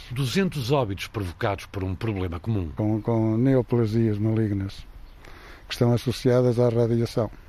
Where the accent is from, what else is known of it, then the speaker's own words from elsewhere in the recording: Diosa, Viseu, Portugal; sou do Diosa, distrito de Viseu, e vivo aqui há 61 anos.